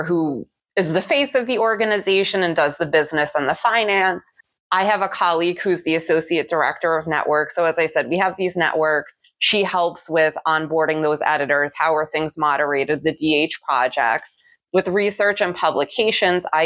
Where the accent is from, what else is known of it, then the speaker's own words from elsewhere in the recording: New York City, New York, United States; I grew up in the Bronx in New York City